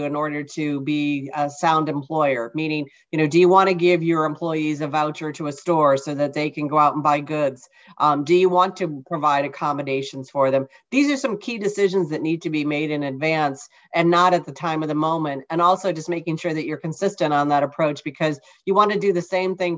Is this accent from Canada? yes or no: no; East Coast of the United States, United States; I am from the East Coast and I live on the East Coast of the United States